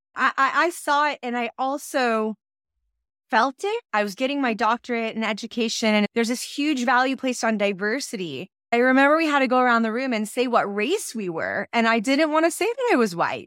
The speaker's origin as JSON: {"language": "English", "town": "San Diego", "region": "California", "country": "United States", "said": "I'm from San Diego, California. And I grew up in a secular Jewish family."}